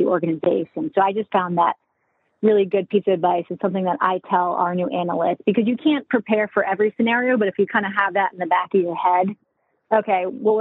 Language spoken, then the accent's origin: English; Charleston, South Carolina, United States; Growing up in South Carolina, I'm from Charleston